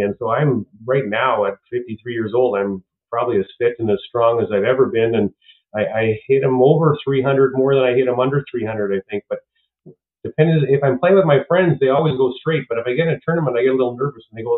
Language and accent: English; Stettler, Alberta, Canada; also born or lived in San Diego; growing up in Stettler, you know, I was the best golfer in Stettler